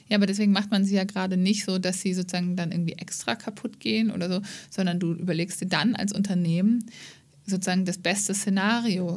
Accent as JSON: {"language": "German", "country": "Germany", "said": "wir als ähm, ja, Deutsche"}